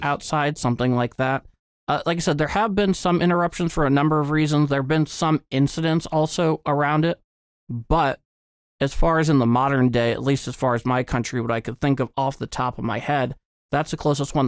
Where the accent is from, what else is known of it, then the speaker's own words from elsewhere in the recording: United States; as an American